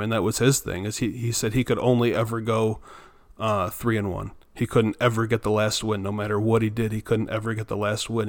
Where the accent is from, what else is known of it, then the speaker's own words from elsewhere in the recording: Myrtle Beach, South Carolina, United States; I was from Myrtle Beach, South Carolina.